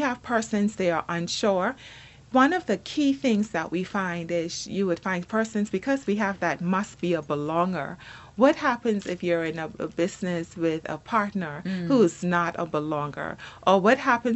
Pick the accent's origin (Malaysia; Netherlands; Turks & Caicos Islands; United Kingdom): Turks & Caicos Islands; I'm from South Caicos.